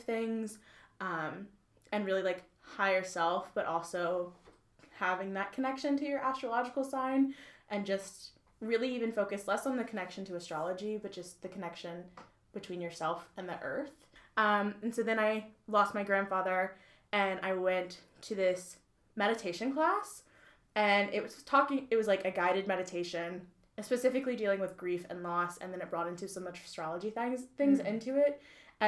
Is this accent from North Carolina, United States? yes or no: yes; New Bern, North Carolina, United States; I'm from New Bern, North Carolina, so the beach.